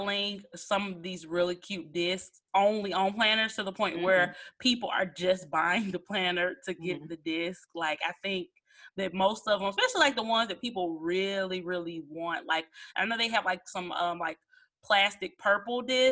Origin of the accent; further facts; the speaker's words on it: Memphis, Tennessee, United States; moved away; I got to go back to my hometown, Memphis, and visit some family